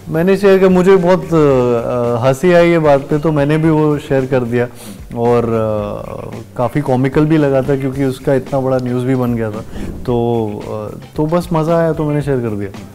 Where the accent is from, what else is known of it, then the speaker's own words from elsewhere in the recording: Gwalior, Madhya Pradesh, India; moved away as an adult; now in Mumbai, India; मैं क्योंकि ग्वालियर से हूँ